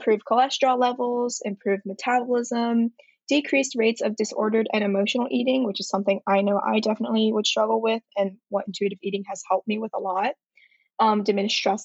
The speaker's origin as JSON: {"language": "English", "town": "Atlanta", "region": "Georgia", "country": "United States", "also_born_or_lived": "Shanghai, China / Manhattan, New York", "moved": "as an adult", "lives_now": "New York, United States", "said": "I'm currently residing in the East Village in Manhattan, but I'm originally from Atlanta"}